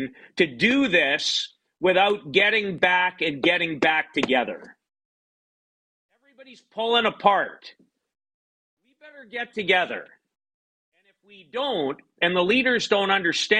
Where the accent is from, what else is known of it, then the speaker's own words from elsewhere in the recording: Saskatchewan, Canada; when I grew up in Saskatchewan and played pretty decent hockey until the end of my last year in Bantam